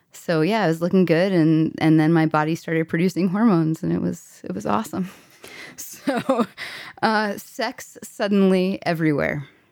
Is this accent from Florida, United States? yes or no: yes; Florida, United States; growing up in Florida